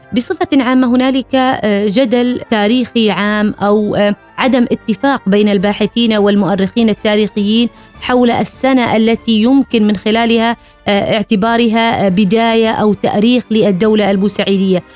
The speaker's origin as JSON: {"language": "Arabic", "country": "Oman", "said": "بأننا كعمانيين"}